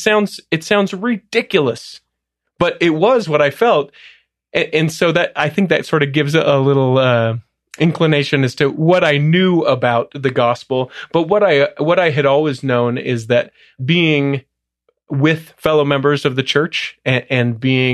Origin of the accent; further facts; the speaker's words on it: Salt Lake City, Utah, United States; also born or lived in Cleveland, Ohio; Technically a suburb, middle of Salt Lake, but yeah, just born and raised here. College in Southern Utah, served a mission in Cleveland, Ohio, and then came back to Utah.